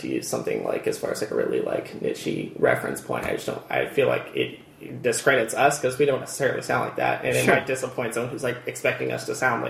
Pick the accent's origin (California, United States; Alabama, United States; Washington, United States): California, United States; Redlands; also born or lived in Torrance, California / Yucaipa, California; born and raised in Redlands, or pretty close to Redlands pretty much for my whole life.